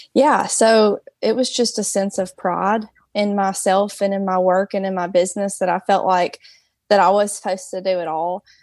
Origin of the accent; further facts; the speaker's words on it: Hartselle, Alabama, United States; So I'm from Hartsel. It's a small town, um, in North Alabama